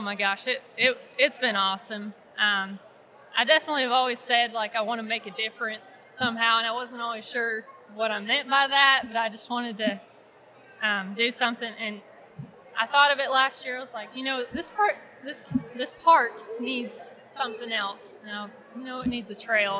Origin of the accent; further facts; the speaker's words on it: Ardmore, Oklahoma, United States; I grew up in Ardmore, Oklahoma